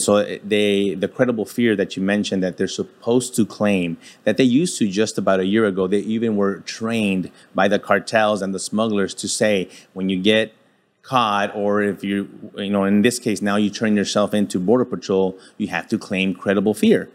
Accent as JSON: {"language": "English", "town": "El Paso", "region": "Texas", "country": "United States", "tie": "born or raised there", "said": "being born and raised in El Paso, Texas"}